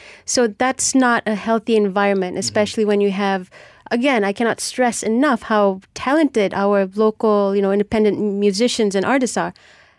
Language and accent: English; Penang, Malaysia; I'm from Penang